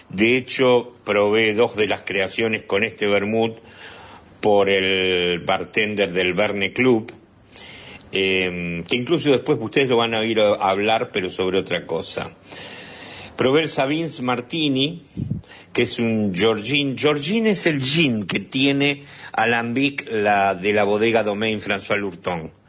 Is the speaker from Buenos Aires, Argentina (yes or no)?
yes; Buenos Aires, Argentina; born there; Nací en Buenos Aires. Yo nací en Buenos Aires. Igual que mi mamá y mi papá.